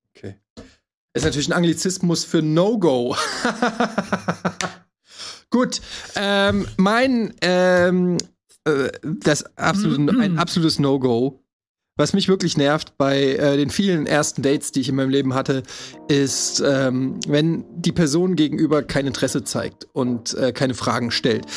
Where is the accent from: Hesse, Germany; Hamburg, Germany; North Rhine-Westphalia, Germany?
Hesse, Germany; Frankfurt; ich komme ja aus Frankfurt, ich bin ja quasi mit Heroin aufgewachsen